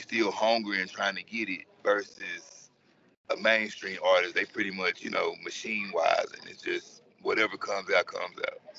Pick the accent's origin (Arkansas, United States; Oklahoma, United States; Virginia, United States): Arkansas, United States; Little Rock; Well, I was born in Little Rock, Arkansas. Probably you would say, you know, kind of a dysfunctional home, rough neighborhood or whatever.